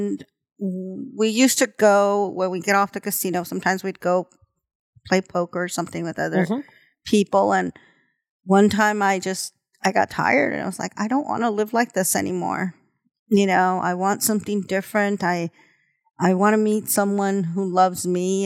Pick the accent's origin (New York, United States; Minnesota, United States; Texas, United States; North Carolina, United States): Texas, United States; El Paso; now in Stillwater, United States; I grew up in El Paso.